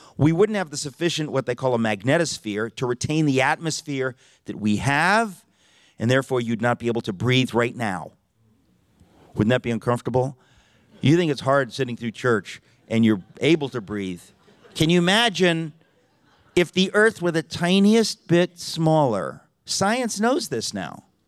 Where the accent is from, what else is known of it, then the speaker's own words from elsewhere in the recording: Connecticut, United States; now in New York City, United States; I grew up in Connecticut